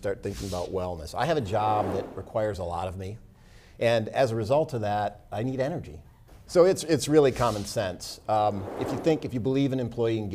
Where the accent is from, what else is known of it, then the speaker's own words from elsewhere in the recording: Oak Park, Grand Rapids, Michigan, Midwest, United States; moved away as an adult; also born or lived in Florida; I grew up in Oak Park, Illinois, in Grand Rapids, Michigan.